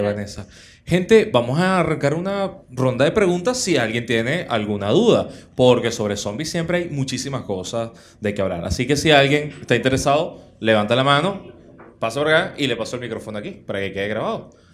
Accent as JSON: {"language": "Spanish", "town": "Caracas", "region": "Capital District", "country": "Venezuela", "said": "los caraqueños, los caraqueños tenemos cierto recorrido, los venezolanos"}